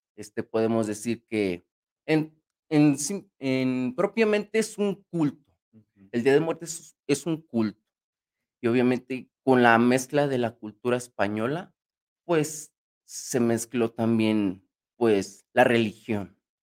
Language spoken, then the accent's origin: Spanish; Mexico; para nosotros los mexicanos, yo como mexicano